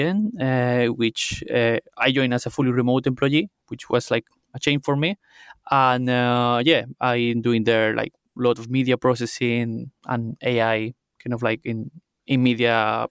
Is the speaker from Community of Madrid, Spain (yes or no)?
no; Andalusia, Spain; English is a second language; moved away as an adult; also born or lived in Seville, Spain; now in Cambridge, United Kingdom; because of my accent, I'm not from here. I come from Spain.